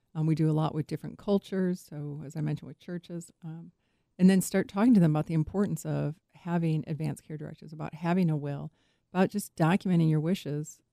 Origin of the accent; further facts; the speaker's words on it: Chicago, Illinois, United States; I grew up in Chicago